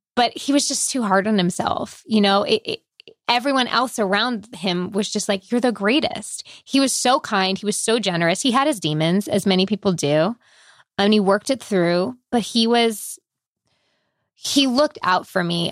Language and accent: English; Long Island, New York, United States; I grew up on Long Island